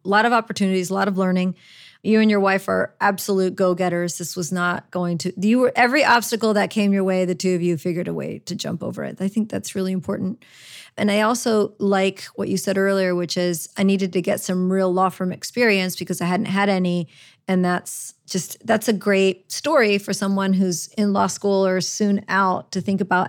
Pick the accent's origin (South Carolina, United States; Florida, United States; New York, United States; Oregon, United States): Florida, United States; Orlando; moved away as an adult; also born or lived in Chicago; now in New Orleans, United States; I was raised in Orlando. I, I was originally born in Chicago, but we moved to Orlando